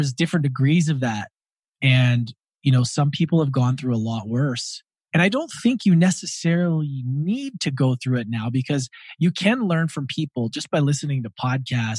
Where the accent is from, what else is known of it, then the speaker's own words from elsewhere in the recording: Edmonton, Alberta, Canada; moved away; also born or lived in Australia; I grew up in Edmonton, Alberta, Canada.